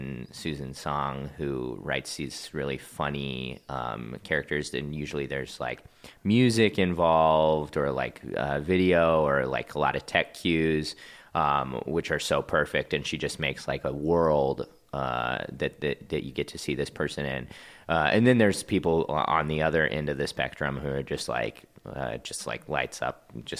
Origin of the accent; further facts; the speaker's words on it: Kansas City, Missouri, United States; also born or lived in Ohio; now in Los Angeles, United States; Yeah. Grew up in the Kansas City area, went to college in Ohio, and then moved to L.A. shortly after that.